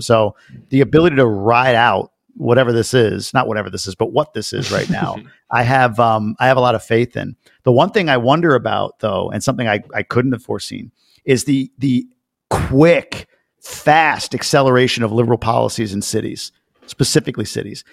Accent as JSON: {"language": "English", "area": "Long Island", "region": "New York", "country": "United States", "tie": "born or raised there", "said": "growing up in Long Island"}